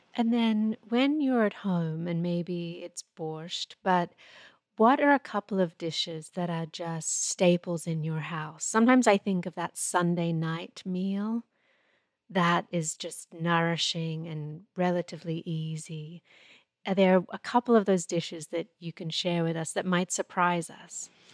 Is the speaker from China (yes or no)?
no; Australia; moved away; I'm Australian-born